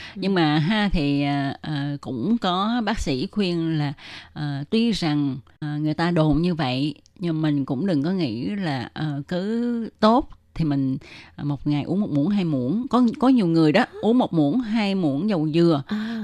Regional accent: Vietnam; now in Taiwan

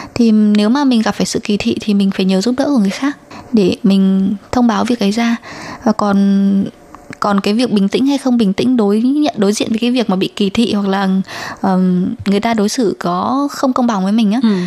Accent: Vietnam; now in Taiwan; người Việt Nam ở Đài Loan

